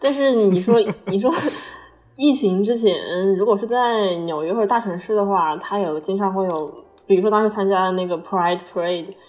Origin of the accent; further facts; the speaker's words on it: China; moved away as an adult; now in United States; 就是就走的，就是你作为一个中国人在这儿，你不需要会说英语啊